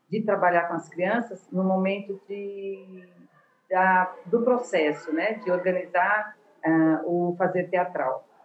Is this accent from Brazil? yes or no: yes; São Paulo, Brazil; now in Natal, Brazil; É, eu sou de São Paulo, mas moro em Natal há 27 anos.